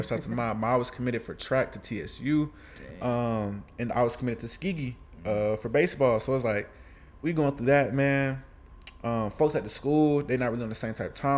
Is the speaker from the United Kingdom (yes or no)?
no; Atlanta, Georgia, United States; born or raised there; also born or lived in Alabama